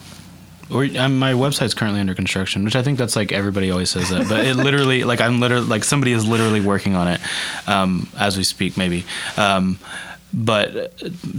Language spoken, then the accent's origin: English; Bartlesville, Oklahoma, United States; I'm from Bartlesville, Oklahoma